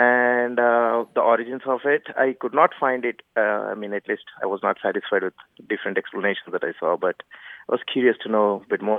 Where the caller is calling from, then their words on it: Frisco, Texas, United States; I'm calling from Frisco, Texas.